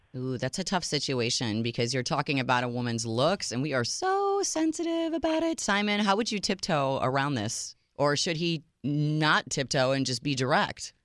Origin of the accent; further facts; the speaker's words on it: Chicago, Illinois, United States; my hometown, Chi Town, Chicago, Illinois